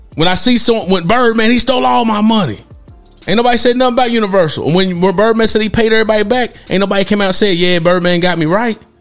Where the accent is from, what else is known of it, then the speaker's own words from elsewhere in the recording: Knoxville, Tennessee, United States; I'm a native of Tennessee. I'm a native of Knoxville, Tennessee. I'm originated from that area.